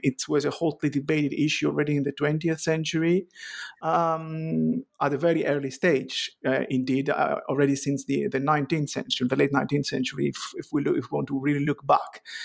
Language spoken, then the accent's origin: English; Greece; moved away as an adult; also born or lived in Athens, Greece / Ioannina, Greece; now in Edinburgh, United Kingdom; I was born in Athens, raised, uh, in Chalcedon